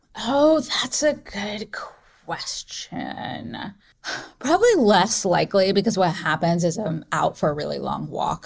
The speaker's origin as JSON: {"language": "English", "region": "North Carolina", "country": "United States", "tie": "born or raised there", "moved": "yes", "lives_now": "San Francisco, United States", "said": "I grew up in North Carolina"}